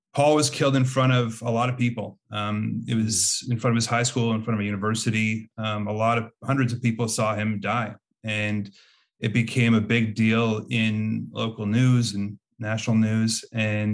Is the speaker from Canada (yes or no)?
yes; Montreal, Quebec, Canada; moved away as an adult; also born or lived in United States; I'm from Montreal originally. I moved around a bunch in the last 10 years or so, but I've settled back down here recently